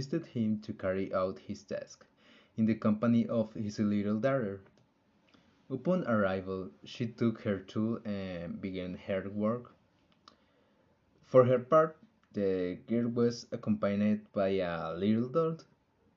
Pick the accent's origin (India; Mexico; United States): Mexico; Aguascalientes; I am from Aguascalientes